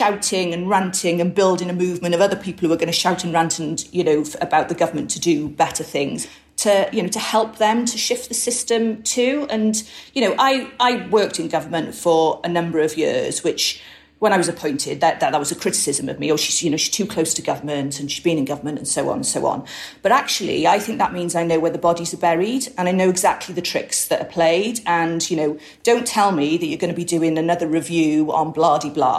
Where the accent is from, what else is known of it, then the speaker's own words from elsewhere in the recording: Wales, United Kingdom; I am Welsh.